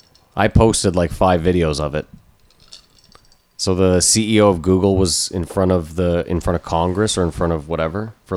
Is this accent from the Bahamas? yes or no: no; Canada; But we're Canadian